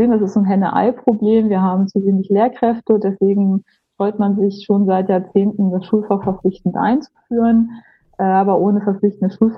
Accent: Lower Saxony, Germany; ich äh, komme aus Niedersachsen, ähm, aus den Landkreisen Peine und Hildesheim, habe in Braunschweig studiert

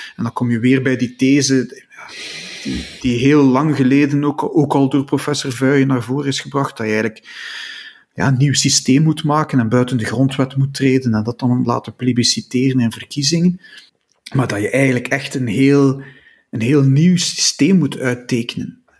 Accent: Belgium; als Belg

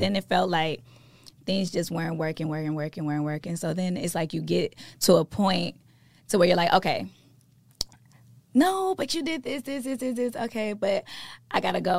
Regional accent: Katy, Texas, United States; born or raised there; also born or lived in Port Arthur, Texas

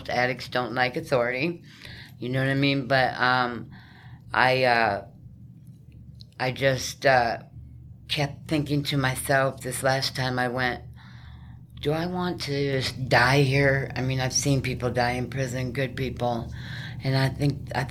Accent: South Dakota, United States; moved away as an adult; also born or lived in New Mexico; I was raised on a farm in South Dakota almost my whole life until I turned like 18

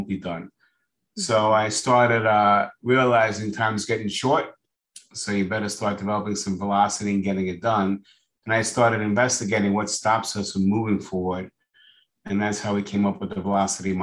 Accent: New York, United States; moved away as an adult; now in Florida, United States; I was born in New York. I just moved to Florida.

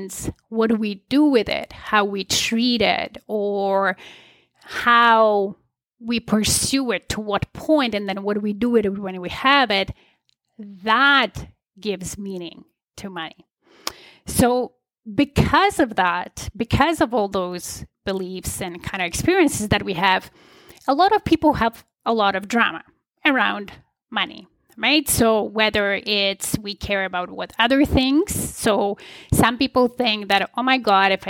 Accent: Poland; I was born in Poland in the communist regime. I was about 11 when the communist regime collapsed in Poland

